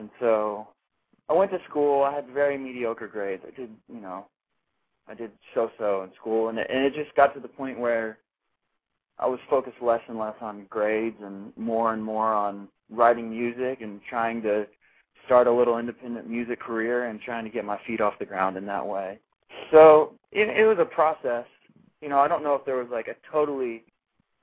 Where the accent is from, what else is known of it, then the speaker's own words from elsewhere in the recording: Magnolia, Texas, United States; moved away as an adult; also born or lived in New York; now in Austin, United States; I was born and raised in Texas